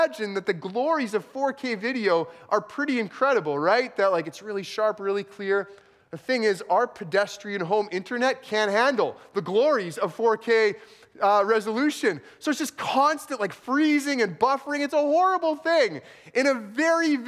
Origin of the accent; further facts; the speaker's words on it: rural southeastern Manitoba, Canada; also born or lived in El Paso, United States; less than a year after I was born, they moved back to southeastern Manitoba.